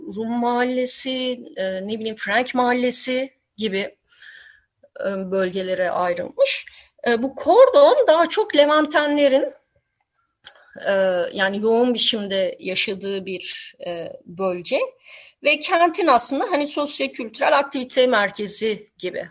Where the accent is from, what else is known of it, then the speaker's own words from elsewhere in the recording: Istanbul, Turkey; moved away as an adult; İstanbul'da ben gençliğimi geçirdim ama 90'ların başına itibaren ayrıldım.